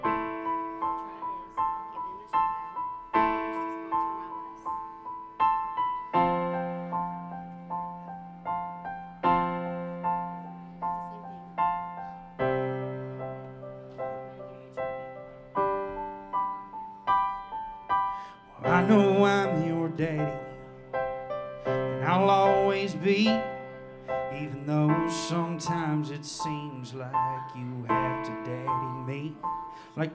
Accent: Nashville, Tennessee, United States; I'm here from Nashville, born and raised

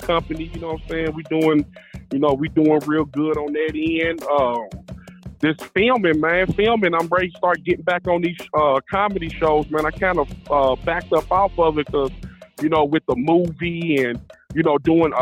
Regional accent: Louisville, Kentucky, United States; I'm from Louisville, Kentucky

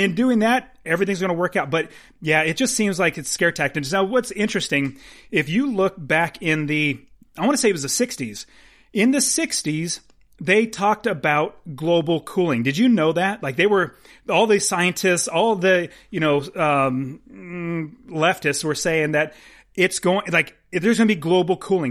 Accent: United States; I'm an American

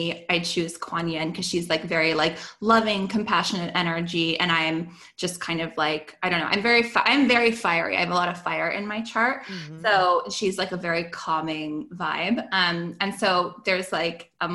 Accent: Canada; I'm Canadian

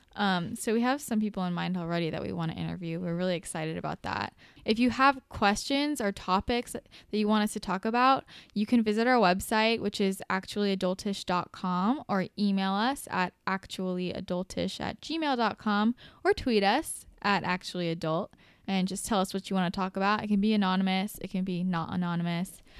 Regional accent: Bay Area, California, United States; moved away as an adult; now in Los Angeles, United States; I'm from the Bay Area originally

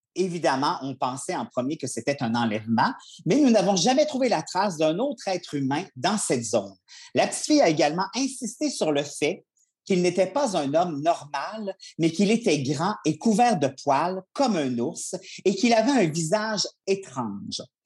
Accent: Charlevoix, Quebec, Canada; je viens de Charlevoix

